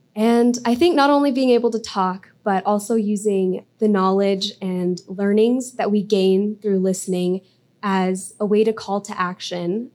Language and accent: English; Colorado, United States; growing up in Colorado